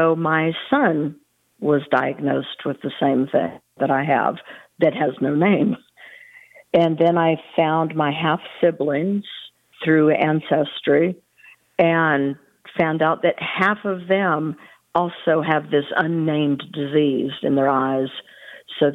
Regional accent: California, United States; now in Texas, United States; I live in Texas. I grew up in California

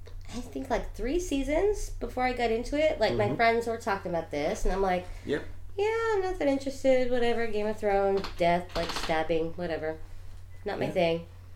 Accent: New York, United States; I'm from New York.

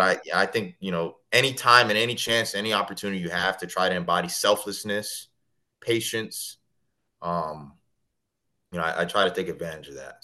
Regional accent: Kissimmee, Florida, United States; also born or lived in Connecticut; Kissimmee, Florida is actually the city I grew up in, about 20 minutes from Disney

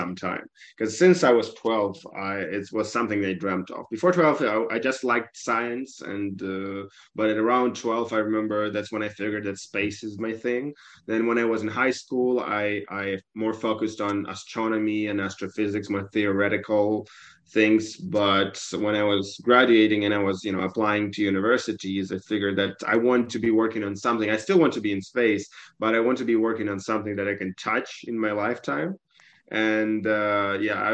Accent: Kyiv, Ukraine; moved away as an adult; also born or lived in Vancouver, Canada / Turin, Italy; I'm Ukrainian from Kiev, born and raised.

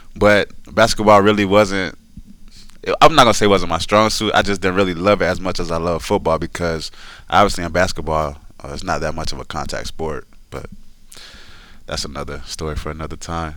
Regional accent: Decatur, Georgia, United States; I grew up in Decatur, Georgia

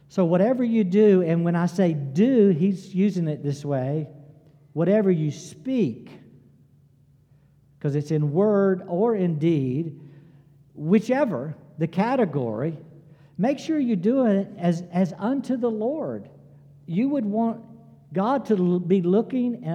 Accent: Greenville, United States; I grew up public schools in Greenville

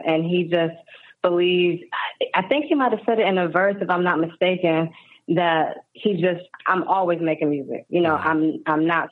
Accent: New York City, New York, United States; moved away; also born or lived in Houston / Los Angeles; I'm from New York, but I've lived in Houston

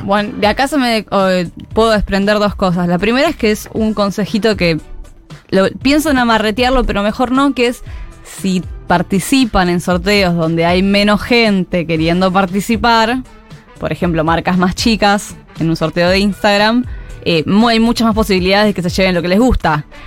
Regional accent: Banfield, Buenos Aires Province, Argentina; soy de Banfield.

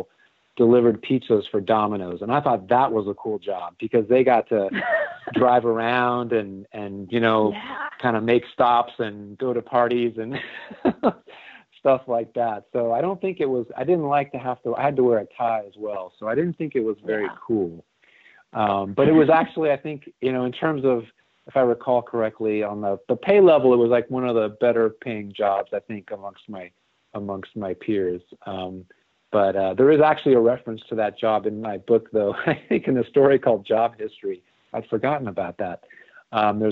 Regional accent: Southern California, United States; It was for a store in Southern California called Gemco

